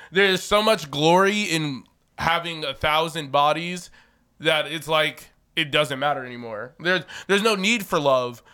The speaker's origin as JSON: {"language": "English", "town": "Chicago", "region": "Illinois", "country": "United States", "said": "I'm from Chicago"}